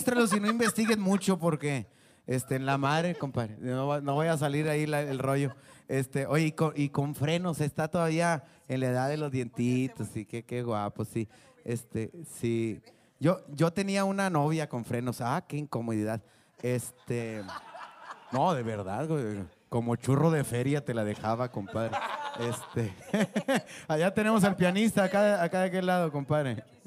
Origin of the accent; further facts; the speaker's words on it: Saltillo, Coahuila, Mexico; now in Ramos Arizpe, Mexico; Yo vivo en Ramos Arispe y soy de Saltillo